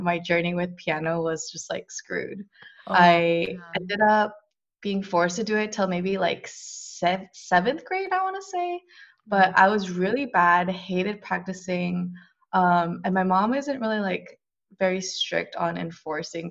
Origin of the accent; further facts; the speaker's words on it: Bay Area, California, United States; I'm Korean. I grew up in the Bay Area, and I'm currently still working in the Bay Area.